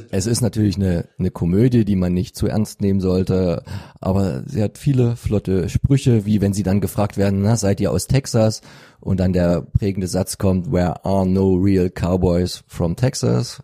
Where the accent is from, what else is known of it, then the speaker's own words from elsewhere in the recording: Freital, Saxony, Germany; bei uns in Freital